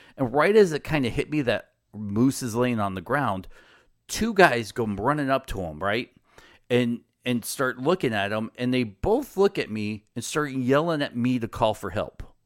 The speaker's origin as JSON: {"language": "English", "country": "United States", "said": "as an American does"}